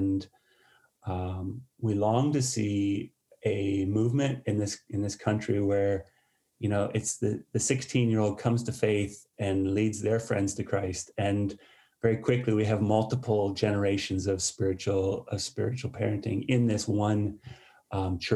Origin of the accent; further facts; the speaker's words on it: United States; moved away as an adult; now in United Kingdom; I was born in the States. As even though I moved over here in 2001, my accent still is as strong as ever.